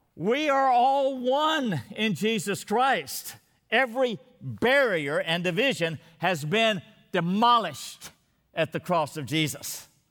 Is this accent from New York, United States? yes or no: no; Texas, United States; my state, Texas